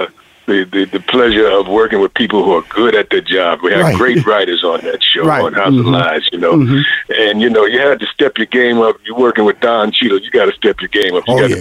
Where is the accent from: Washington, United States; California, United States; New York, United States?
New York, United States; Harlem; Born in Harlem. I'm from Harlem, New York.